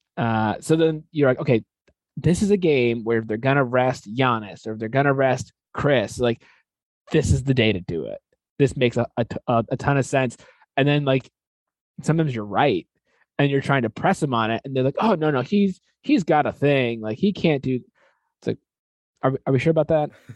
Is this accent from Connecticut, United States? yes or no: yes; Connecticut, United States; I grew up in Connecticut, like big college basketball state